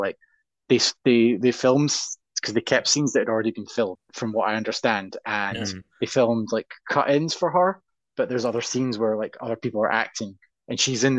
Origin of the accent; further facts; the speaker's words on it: Glasgow, Scotland, United Kingdom; I'm from Glasgow, so that's a regular occurrence.